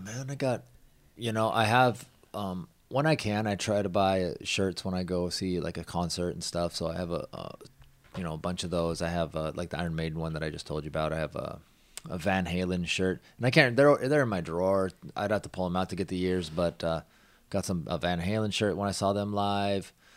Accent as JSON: {"language": "English", "region": "Washington", "country": "United States", "tie": "born or raised there", "said": "I grew up in Washington, so we didn't have that station there"}